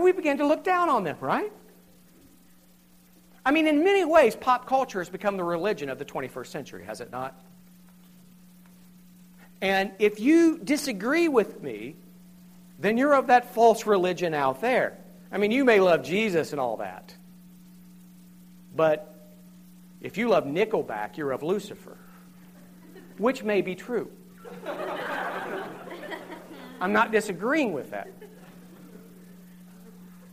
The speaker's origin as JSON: {"language": "English", "region": "Southern Ohio", "country": "United States", "tie": "born or raised there", "said": "I grew up in Southern Ohio. I live in Southern Ohio"}